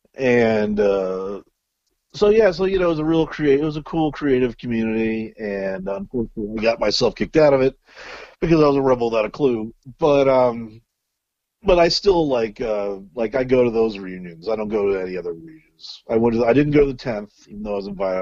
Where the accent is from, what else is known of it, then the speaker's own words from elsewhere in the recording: Little Rock, Arkansas, United States; moved away; Born in Little Rock, Arkansas.